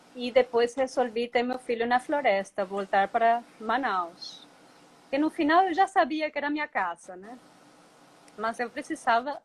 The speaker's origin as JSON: {"language": "Portuguese", "country": "Venezuela", "also_born_or_lived": "Colombia", "moved": "as an adult", "lives_now": "Presidente Figueiredo, Brazil", "said": "Eu sou da Venezuela, tá? Sou uma menina de cidade, urbana."}